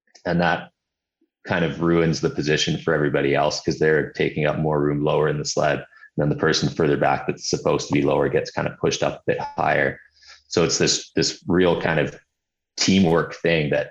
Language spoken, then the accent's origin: English; Hawaii, United States; moved away; also born or lived in Summerland, Canada / Vancouver, Canada; growing up in Hawaii and then, you know, I had winters in Summerland and Vancouver